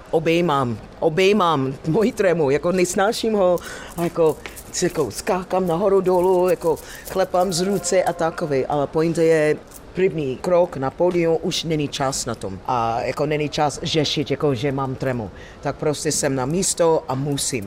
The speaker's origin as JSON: {"language": "Czech", "country": "United States", "second_language": "Czech", "moved": "yes", "lives_now": "Czech Republic", "said": "Já jsem černoška, jsem z Ameriky"}